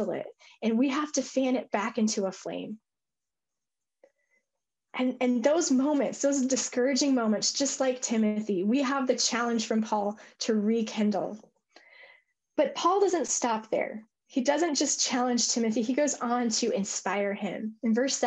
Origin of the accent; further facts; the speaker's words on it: Colorado, United States; I'm from Colorado